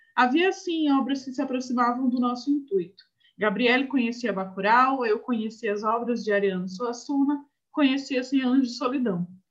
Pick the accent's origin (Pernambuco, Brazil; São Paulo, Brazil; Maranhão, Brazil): Maranhão, Brazil; aqui no Maranhão a gente nunca sabe nem o que é seca